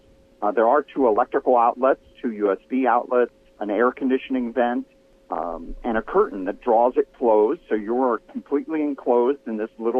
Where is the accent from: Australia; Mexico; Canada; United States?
United States; Los Angeles, California; I'm from Los Angeles.